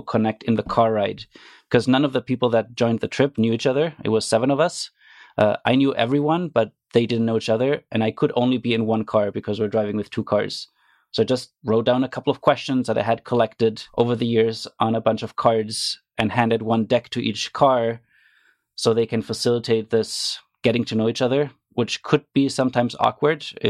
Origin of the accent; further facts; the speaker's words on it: Germany; moved away as an adult; now in Canada; I grew up in Germany